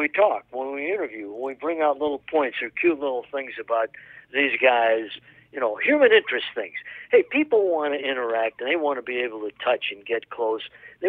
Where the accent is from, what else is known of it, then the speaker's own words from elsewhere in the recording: East Coast, United States; accent: Eastern; now in Chicago area, United States; I grew up on the East Coast, and we moved to the Midwest, the Chicago area. And, you know, it was tough because I had a very heavy Eastern accent.